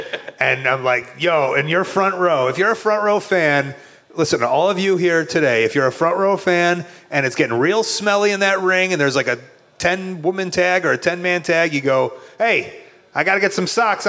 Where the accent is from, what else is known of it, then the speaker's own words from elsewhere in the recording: Australia; Me as an Australian who is here to recruit Nathan Jones, we're so grateful.